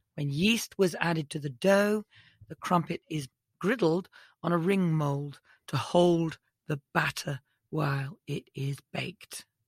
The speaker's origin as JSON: {"language": "English", "area": "the South and West", "region": "South West England", "country": "United Kingdom", "also_born_or_lived": "Wales", "moved": "yes", "lives_now": "United States", "said": "I'm from the South and West."}